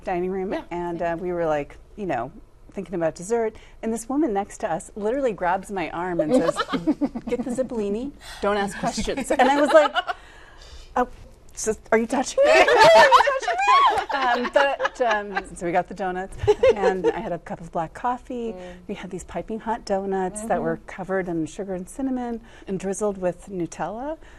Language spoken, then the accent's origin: English; India; But being Indian, I like it spicy